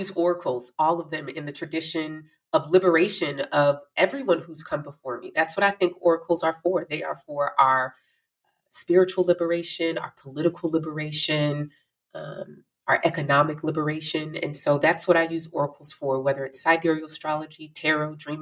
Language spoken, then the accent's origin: English; Chicago, Illinois, United States; also born or lived in Danville, Illinois; I was born in Danville, Illinois. And shortly after my birth, I was relinquished by my birth mother and adopted by a Black family in Chicago